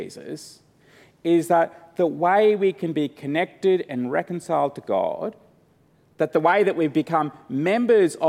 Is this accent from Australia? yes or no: yes; Australia; I'm from Australia, but I'm an Antipodean